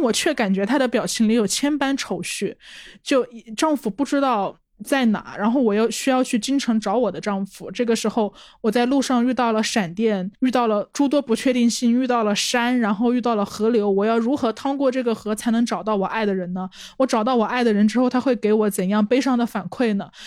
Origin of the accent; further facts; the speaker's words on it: Changsha, Hunan, China; 我们长沙人